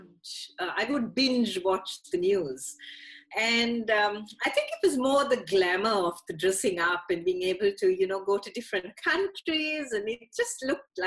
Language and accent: English; Sri Lanka; moved away as an adult; now in Australia; I grew up in Sri Lanka, so went to university there, went to high school there as well, and moved to Australia in 2003 with a young family.